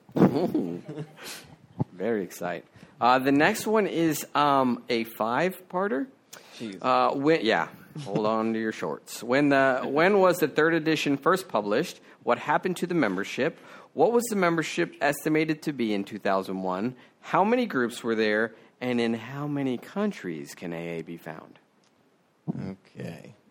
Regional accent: Maryland, United States; my hometown in Maryland

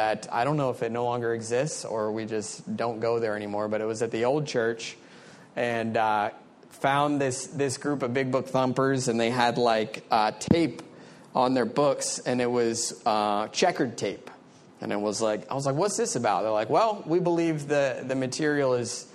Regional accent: Maryland, United States; moved away as an adult; also born or lived in Frederick, Maryland; now in South Florida, United States; I'm from Maryland originally.

